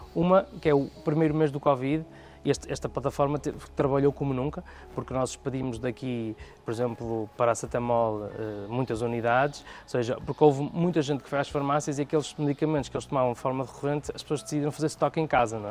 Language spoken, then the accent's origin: Portuguese; Porto, Norte, Portugal; nasci no Porto